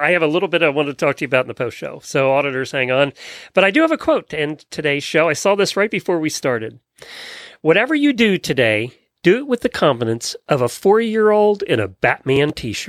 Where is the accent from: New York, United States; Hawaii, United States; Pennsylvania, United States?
Pennsylvania, United States; I grew up in Pennsylvania